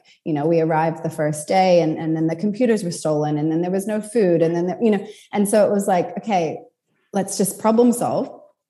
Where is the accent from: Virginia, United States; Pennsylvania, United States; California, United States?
California, United States; So I grew up in California and, you know, I moved around a lot as a kid and then ended up back in California for uni.